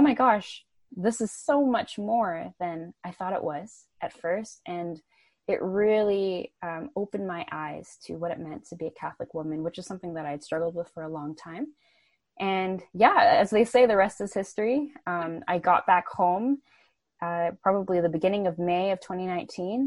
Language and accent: English; Vancouver, British Columbia, Canada; I was in Ottawa, so Canada's nation's capital, and I'm from Vancouver